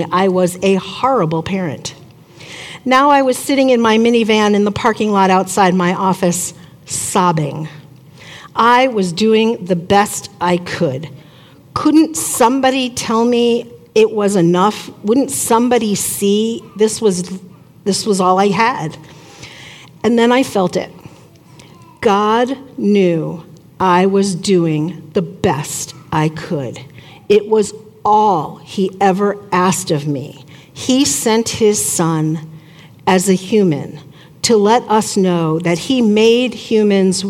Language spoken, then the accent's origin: English; Long Island, New York, United States; moved away as an adult; also born or lived in Syracuse, New York; now in Mankato, United States; I grew up on Long Island, about an hour outside of New York City